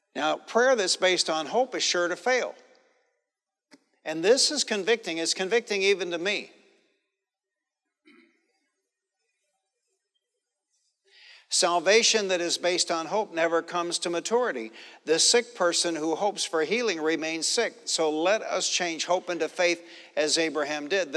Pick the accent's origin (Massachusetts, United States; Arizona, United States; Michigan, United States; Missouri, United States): Michigan, United States; Detroit; I grew up in Detroit